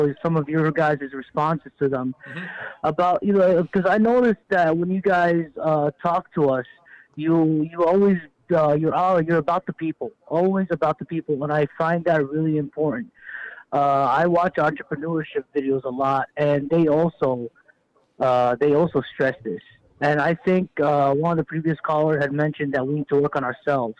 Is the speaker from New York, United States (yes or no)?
yes; New York City, New York, United States; I'm born and raised in New York.